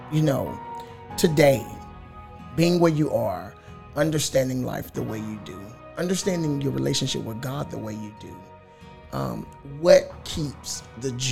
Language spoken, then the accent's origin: English; Louisiana, United States; We're from Louisiana.